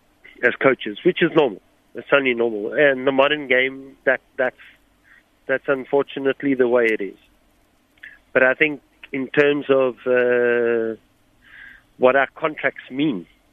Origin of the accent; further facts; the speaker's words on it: South Africa; me being South African, it's important for people to note I couldn't afford to go buy new boots every 2-3 months.